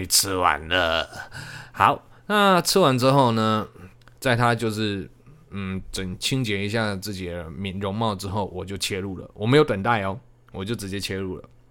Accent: Changhua County, Taiwan; 我是彰化人

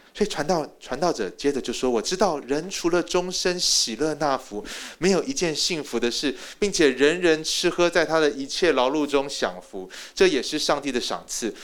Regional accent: Taiwan; moved away as an adult; also born or lived in United States; 我在台湾土生土长的，我又不是 A B C，我连one point five都不是。我是标准的第一代移民。我是准备要回去的第一代移民

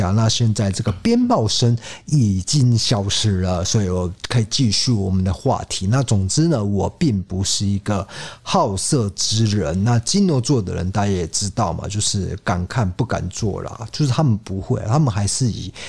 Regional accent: Kaohsiung, Taiwan; 那我也是土生土长又来了高雄人

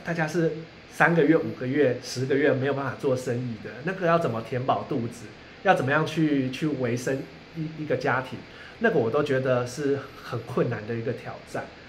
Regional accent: Kaohsiung, Taiwan; moved away as an adult; also born or lived in Taipei; 我在凤山的五甲国宅长大

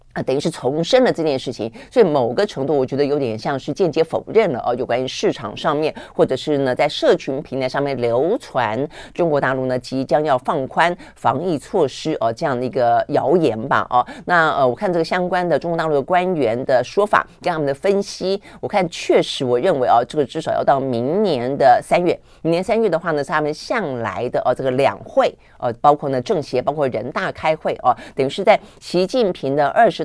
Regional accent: Taiwan; 我们台湾人

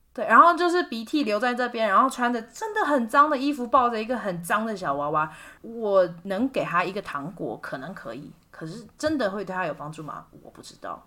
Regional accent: Kaohsiung, Taiwan; moved away as an adult; also born or lived in Sonipat, India; 是来自高雄嘛

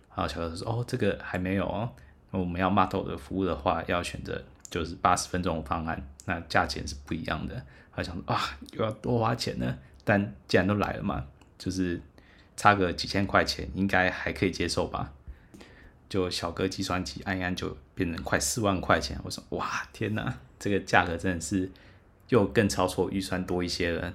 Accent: Taiwan; 我就是台湾人

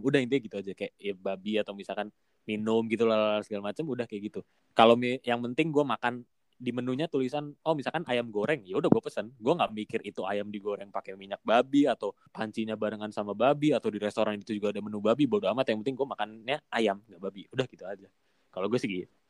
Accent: Indonesia; moved away as an adult; now in South Korea; kita orang Indo

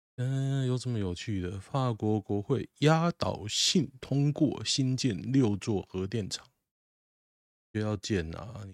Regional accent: Taoyuan, Taiwan; 离我老家超近的，离我外婆家大概五十公尺吧，就是那么近哦。我常常经过那边哦，真的很酷。我小学上课的路，必经之路

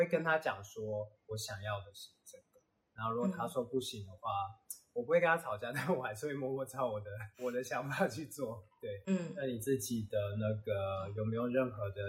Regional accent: Taiwan; 我们台湾人

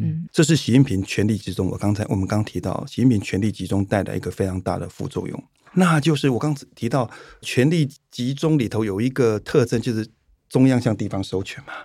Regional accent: Taiwan; first language Chinese; 台湾人有优势就是说语言

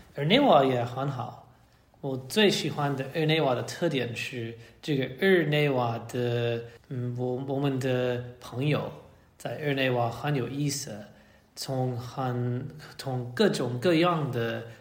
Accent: United States; Chinese is a second language; moved away as an adult; also born or lived in Hong Kong / Shanghai / Nairobi; 我从，呃，美国华盛顿来。嗯，我在华盛顿的地区长大。

